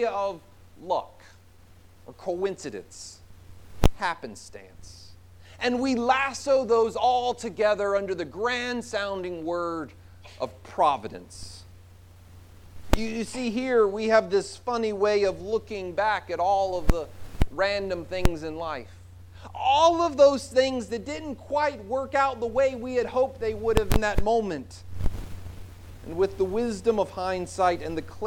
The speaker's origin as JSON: {"language": "English", "region": "South Carolina", "country": "United States", "tie": "born or raised there", "moved": "yes", "said": "I grew up in South Carolina"}